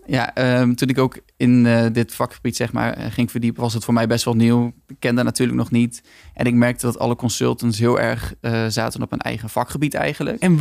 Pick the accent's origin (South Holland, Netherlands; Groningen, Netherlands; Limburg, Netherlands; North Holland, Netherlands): Groningen, Netherlands; moved away as an adult; now in Rotterdam, Netherlands; ik kom oorspronkelijk uit Groningen, dus ik kan een klein beetje een accentje hebben. Maar ik woon al sinds mijn 19 eigenlijk in Rotterdam.